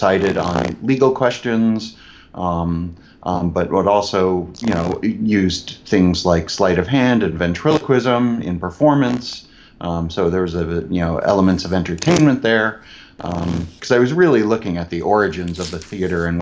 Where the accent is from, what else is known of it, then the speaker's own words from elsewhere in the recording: Chicago, Illinois, United States; I am originally from Chicago. I grew up in the southwest suburbs.